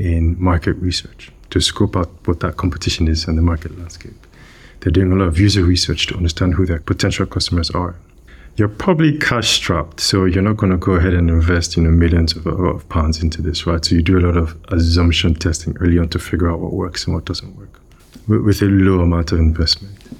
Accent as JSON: {"language": "English", "country": "Nigeria", "tie": "born or raised there", "moved": "yes", "said": "I grew up in, in West Africa. I grew up in Nigeria"}